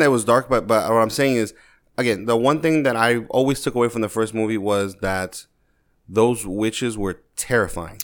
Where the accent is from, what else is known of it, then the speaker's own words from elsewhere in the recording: New York, United States; growing up in New York